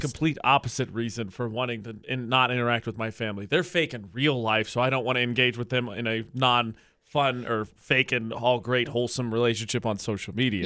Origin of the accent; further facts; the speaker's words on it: Midwest, United States; also born or lived in Indiana / New Mexico; now in Utah, United States; as a Midwesterner